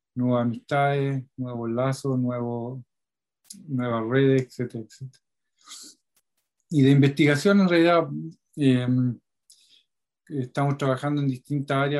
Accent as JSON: {"language": "Spanish", "town": "Talca", "region": "Maule", "country": "Chile", "tie": "born or raised there", "moved": "yes", "lives_now": "southern Chile", "said": "la zona de Talca, de donde yo vengo"}